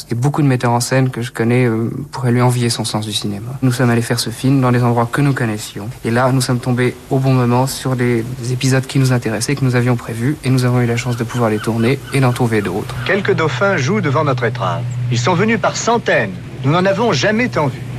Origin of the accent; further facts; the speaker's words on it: Bordeaux, Nouvelle-Aquitaine, France; je suis bordelais. Ne l'oublions pas, c'est vrai.